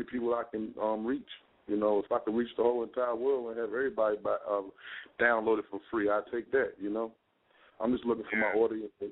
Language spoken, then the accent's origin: English; Newport News, Virginia, United States; I'm from Newport News, Virginia